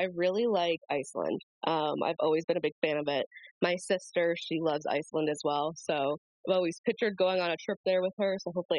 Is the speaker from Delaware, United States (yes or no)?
no; Michigan, United States; also born or lived in New York; I was born in New York, but I've been raised in Michigan for my entire life